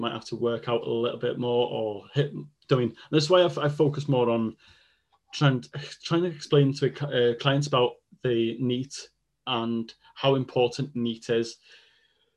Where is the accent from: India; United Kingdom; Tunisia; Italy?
United Kingdom; Welsh, Wales; first language Welsh; English is a second language; being Welsh and second language in English